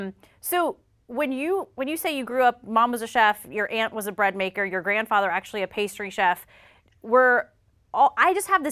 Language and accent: English; South Carolina, United States; I'm from South Carolina.